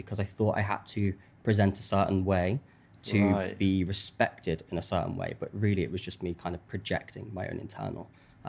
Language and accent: English; Birmingham, West Midlands, United Kingdom; accent: Birmingham; when I had my Birmingham accent and I would tell people my name was …